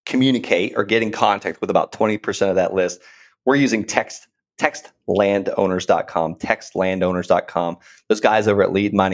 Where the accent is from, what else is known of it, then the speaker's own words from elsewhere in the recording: Okeechobee, Florida, United States; I grew up in Okeechobee, Florida